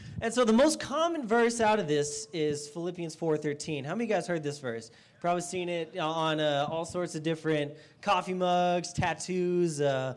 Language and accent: English; Estes Park, Colorado, United States; moved away as an adult; also born or lived in Texas; I grew up in Estes Park. This is about an hour and a half down the road. I lived there most of my life until college